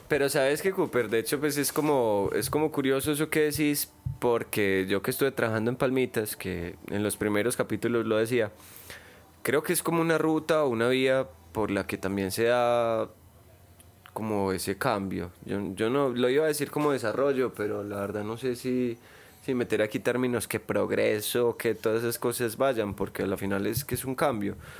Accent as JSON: {"language": "Spanish", "town": "Medellín", "region": "Antioquia", "country": "Colombia", "tie": "born or raised there", "also_born_or_lived": "Bello", "said": "yo soy de acá. Yo nací en la León 13"}